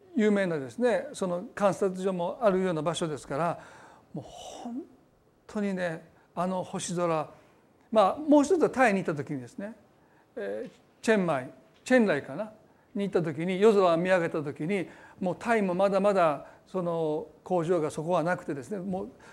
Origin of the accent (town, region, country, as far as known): Osaka, Japan; born or raised there